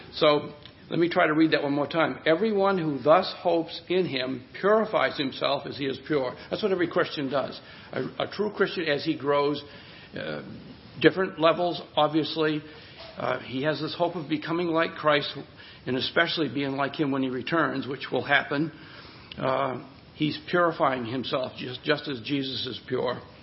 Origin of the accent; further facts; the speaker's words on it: Hudson, United States; the hometown where I grew up in Hudson